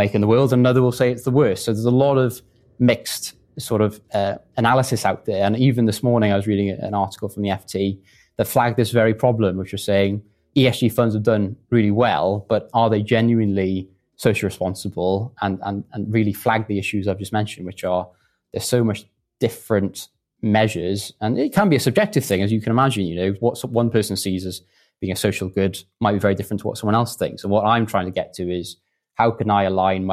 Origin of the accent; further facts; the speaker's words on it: West Wales, United Kingdom; moved away as an adult; also born or lived in Bristol; I'm from West Wales, a small village in a very rural part of the country. My parents are in the agricultural industry and have a tractor business. And I went to a local comp